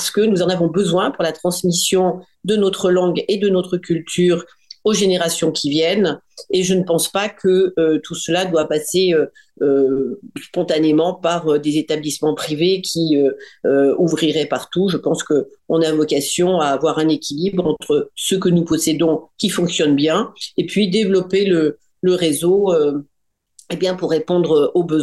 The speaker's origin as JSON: {"language": "French", "country": "France", "said": "je suis une Française de l'étranger, née à l'étranger, j'ai passé ma vie à l'étranger et, et, maintenant que je suis rentrée en France depuis une dizaine d'années"}